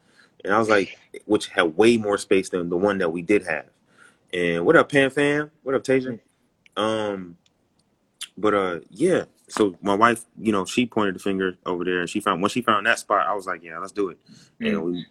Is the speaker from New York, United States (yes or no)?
yes; New York City, New York, United States; moved away as an adult; also born or lived in Los Angeles; now in Atlanta, United States; I'm from Brooklyn.